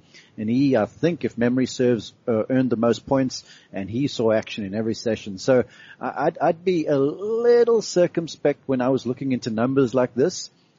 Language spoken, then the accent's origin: English; South Africa; now in United States; Remember, I'm South African, but I'm also American.